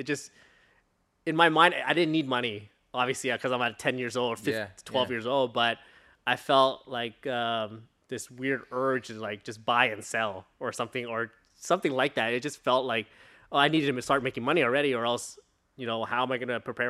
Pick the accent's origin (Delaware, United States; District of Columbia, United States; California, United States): California, United States; Long Beach; I was born here, pretty much, in California, Long Beach. And then I pretty much stayed in OC the whole time.